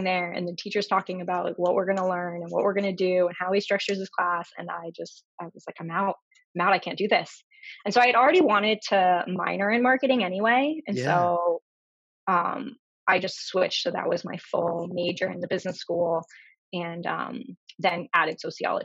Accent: Northern Virginia, United States; moved away as an adult; now in Boston, United States; I am from Virginia. I grew up right outside DC in Northern Virginia, and now okay. I live in Boston.

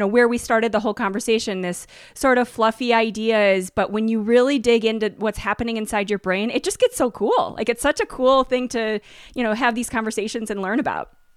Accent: Minnesota, United States; I grew up in Minnesota

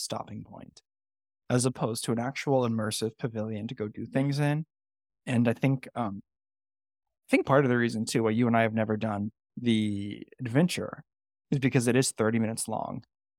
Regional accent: California, United States; moved away as an adult; so I grew up in California, right? And the history that I was used to was like the Gold Rush and you know the missions and things like that. So when I very first came out to the East Coast in 2013

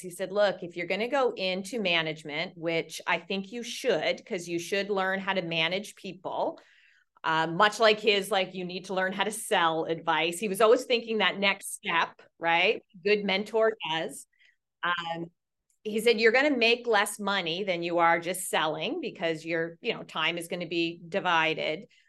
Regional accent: Nova Scotia, Canada; moved away as an adult; also born or lived in Toronto, Ontario; now in Newport Beach, United States; I was originally, uh, born and raised in Nova Scotia, Canada

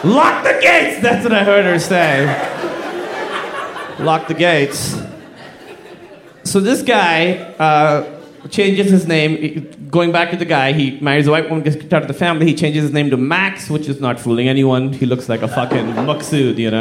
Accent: Pakistan; I'm from Pakistan

